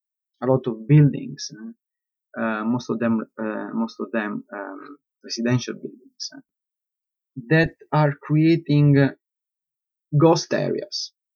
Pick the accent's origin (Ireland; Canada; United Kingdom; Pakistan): United Kingdom; London; I always struggle, you know, to keep a balance between being an architect, being a Londoner.